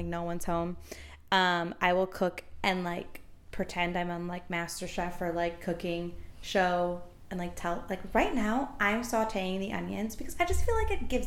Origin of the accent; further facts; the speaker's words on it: Milwaukee, Wisconsin, United States; I grew up in Milwaukee for my whole life